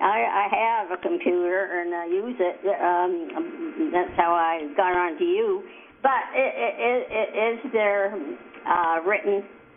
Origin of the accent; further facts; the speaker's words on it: Canada; because I'm Canadian, medical graduate of Dalhousie.